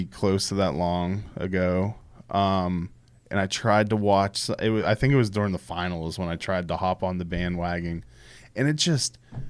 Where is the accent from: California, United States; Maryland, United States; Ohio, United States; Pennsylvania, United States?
Pennsylvania, United States; Pittsburgh; I grew up in Pittsburgh.